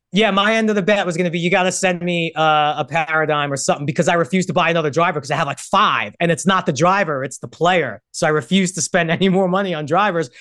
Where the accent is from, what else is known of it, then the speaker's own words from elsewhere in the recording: New York, United States; moved away as an adult; now in Los Angeles, United States; Growing up in New York, there's no college football team. Moved to L A when I'm twenty